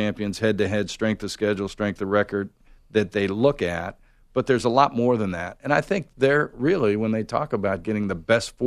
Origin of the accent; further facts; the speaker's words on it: Pittsburgh, Pennsylvania, United States; now in Atlanta, United States; I grew up in Pittsburgh